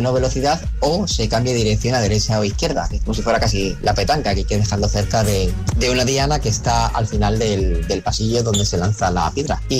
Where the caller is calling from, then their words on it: San Sebastián, Basque Country, Spain; No sé si he dicho que … de Donosti